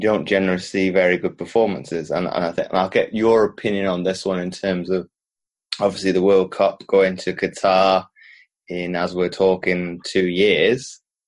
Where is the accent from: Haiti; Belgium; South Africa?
Belgium; moved away; also born or lived in United Kingdom; growing up in Belgium, but then living in the UK as well